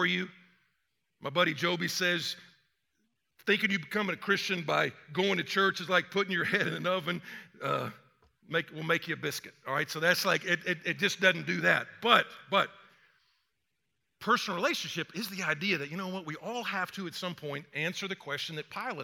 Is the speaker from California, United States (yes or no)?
no; Atlanta, Georgia, United States; also born or lived in Texas; I'm from the South. I mean, I was born in Atlanta. I mean, I went to Texas, but got back to the South as quick as I could